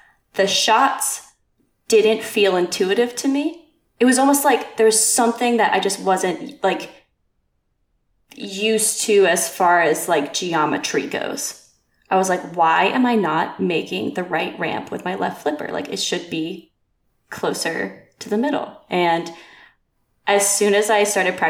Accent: Outer Banks, North Carolina, United States; moved away; also born or lived in Portland, Maine; I grew up on the Outer Banks of North Carolina

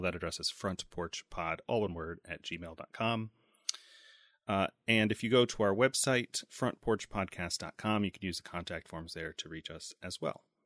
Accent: United States; I'm an American

